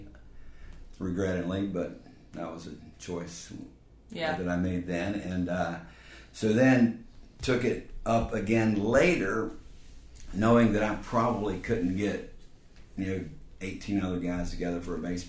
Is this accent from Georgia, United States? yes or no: no; Raleigh, North Carolina, United States; I was born in Raleigh